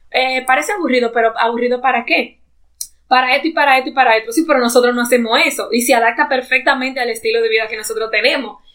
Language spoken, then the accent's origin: Spanish; Dominican Republic; moved away as an adult; now in Canada; como dominicanos somos nosotros